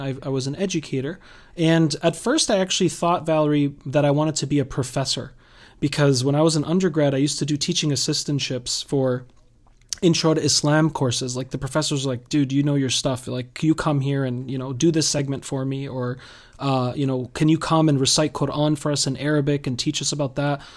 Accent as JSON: {"language": "English", "region": "Massachusetts", "country": "United States", "tie": "born or raised there", "also_born_or_lived": "Worcester / Boston", "said": "born and raised in Massachusetts"}